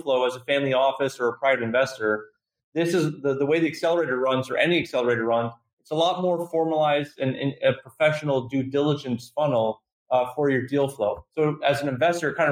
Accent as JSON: {"language": "English", "country": "Canada", "said": "being Canadian"}